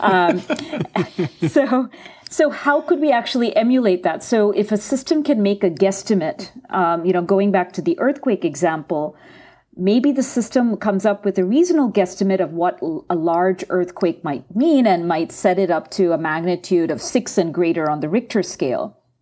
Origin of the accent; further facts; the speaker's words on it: India; moved away; from my home country, um, India